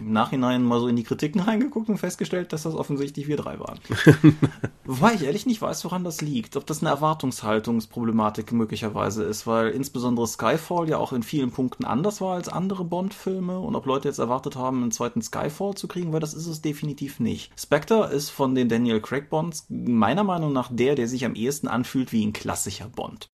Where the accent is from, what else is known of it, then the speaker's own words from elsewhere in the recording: Eifel, Germany; moved away; ich bin in der Eifel groß geworden, bin immer noch häufig da wegen Freunden und Eltern